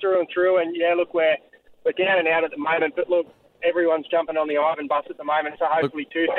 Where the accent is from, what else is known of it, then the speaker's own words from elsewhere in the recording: Campbelltown, New South Wales, Australia; growing up in Campbelltown of all places, playing for the Junior Magpies.